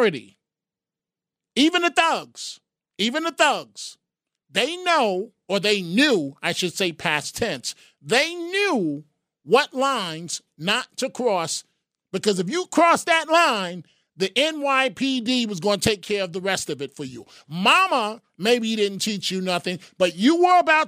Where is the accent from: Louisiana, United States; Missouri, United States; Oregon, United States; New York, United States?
New York, United States; New York City; I grew up in the Bronx